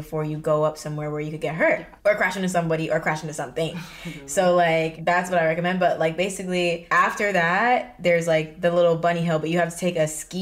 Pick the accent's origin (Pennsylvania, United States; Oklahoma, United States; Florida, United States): Florida, United States; moved away; we're from Florida